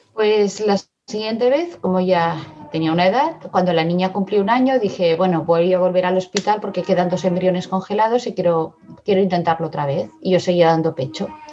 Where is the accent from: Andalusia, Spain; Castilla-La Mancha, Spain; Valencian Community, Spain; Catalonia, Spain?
Catalonia, Spain; Barcelona; also born or lived in Madrid; now in Badalona, Spain; Yo soy de Madrid, pero vine a Barcelona muy pequeña, ahora vivo en Badalona